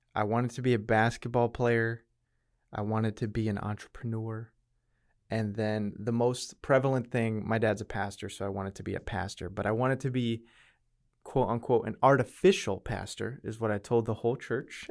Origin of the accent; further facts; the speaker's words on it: New Britain, Connecticut, United States; moved away as an adult; now in Texas, United States; grew up in Connecticut, went for my first semester of college at the University of Connecticut